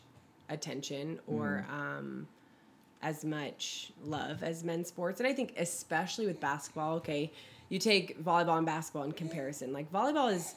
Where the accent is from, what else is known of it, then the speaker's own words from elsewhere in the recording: Bay Area, California, United States; I am from the Bay Area and I used to cheerlead at the Warriors games when I was like 7.